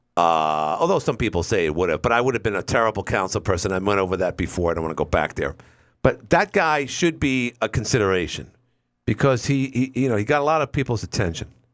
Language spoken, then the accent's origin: English; New York, United States; as a New Yorker